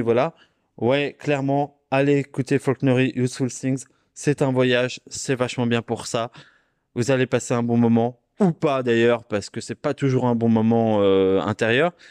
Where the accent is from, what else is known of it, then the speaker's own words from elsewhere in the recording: Dijon, Bourgogne-Franche-Comté, France; je viens de Dijon